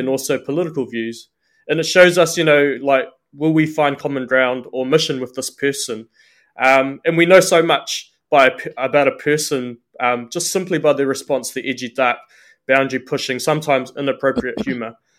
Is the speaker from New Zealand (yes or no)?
yes; New Zealand; I'm born and bred in Aotearoa, New Zealand.